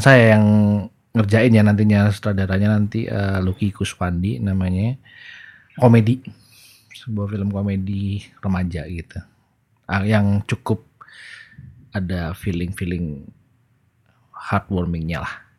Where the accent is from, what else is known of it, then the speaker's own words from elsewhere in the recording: Surabaya, East Java, Indonesia; di Surabaya saya saya besar dan gede dari di Surabaya